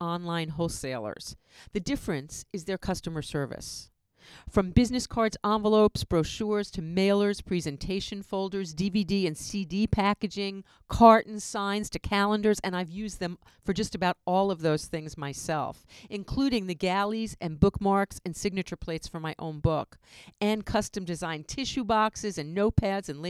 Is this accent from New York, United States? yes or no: yes; New York, United States; now in Southern California, United States; I'm from New York